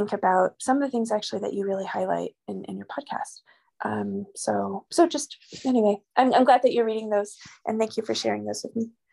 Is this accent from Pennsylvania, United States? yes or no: no; New York, United States; moved away as an adult; also born or lived in New Mexico; now in Albuquerque, United States; I'm originally from New York, but I've been a New Mexican since, for sixteen years